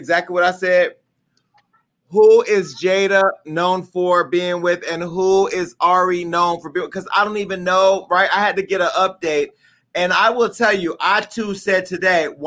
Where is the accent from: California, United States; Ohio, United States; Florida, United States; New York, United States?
California, United States; I'm from California